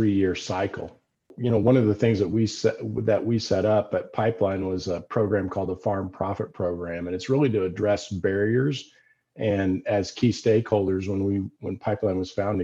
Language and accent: English; Decatur, Illinois, United States; I worked on those farms growing up in Decatur, Illinois.